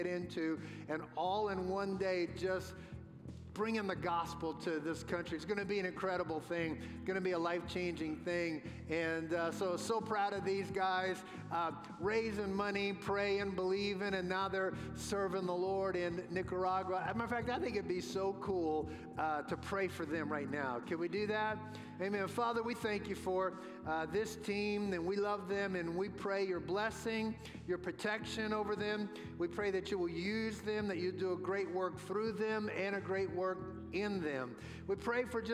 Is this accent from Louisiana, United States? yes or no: yes; New Orleans, Louisiana, United States; When I was a boy growing up in New Orleans, I lived about a mile and a half from the Mississippi River.